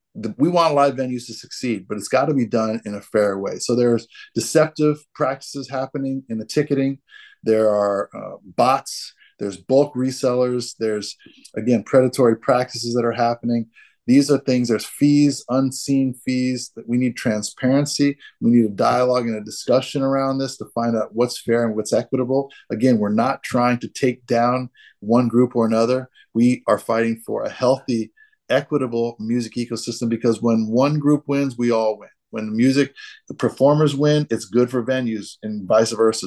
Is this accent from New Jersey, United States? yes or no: no; Boston, Massachusetts, United States; in Boston, I was born under a piano